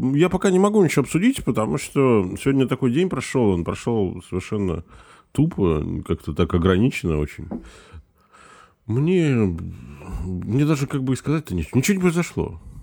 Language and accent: Russian; Biysk, Altai Krai, Russia; moved away; also born or lived in Saint Petersburg / Estonia; я вырос в Алтайском крае, у нас летом всегда жарко